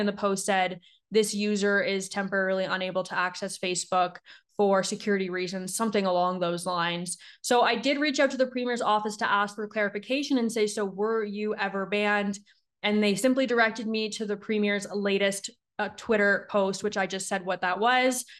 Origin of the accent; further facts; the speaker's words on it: Niagara region, Ontario, Canada; moved away as an adult; also born or lived in Ottawa; now in Calgary, Canada; I grew up in Niagara. I grew up right in between, like, Ontario and, like, Erie